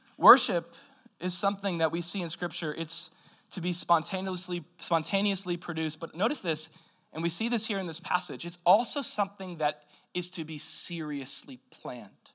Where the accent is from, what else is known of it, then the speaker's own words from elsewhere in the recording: United States; we're American Christians